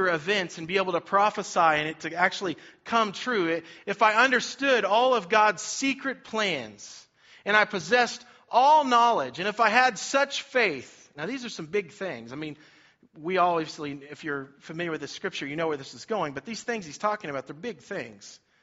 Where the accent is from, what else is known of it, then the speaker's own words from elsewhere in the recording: Cherokee, Kansas, United States; also born or lived in Olathe, Kansas; I grew up in Cherokee, Kansas